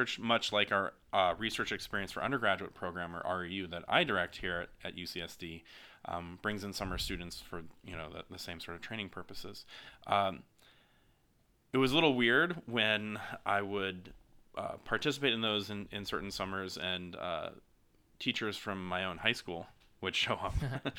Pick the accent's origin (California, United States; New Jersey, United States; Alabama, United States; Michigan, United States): Alabama, United States; now in San Diego, United States; I grew up in Alabama, so very, very far from San Diego, but I grew up as a son of a faculty member.